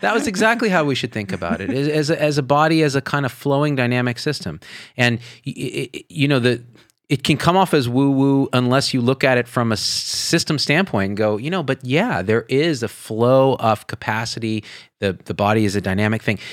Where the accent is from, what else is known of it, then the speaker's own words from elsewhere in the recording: Central Valley, California, United States; moved away; also born or lived in Las Vegas, Nevada; I grew up in the Central Valley and then we moved to Vegas.